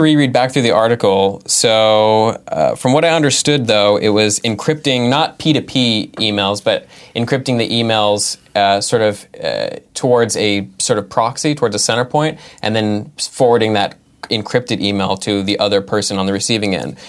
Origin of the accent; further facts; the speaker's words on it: California, United States; now in Massachusetts, United States; nine four nine, which is where, uh, I, I grew up in California